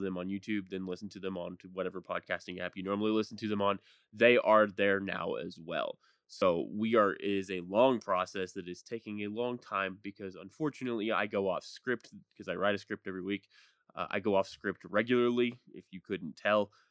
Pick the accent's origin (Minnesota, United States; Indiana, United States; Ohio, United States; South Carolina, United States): Indiana, United States; Speedway; moved away; I am originally from Speedway, Indiana, and lived about three blocks from the Motor Speedway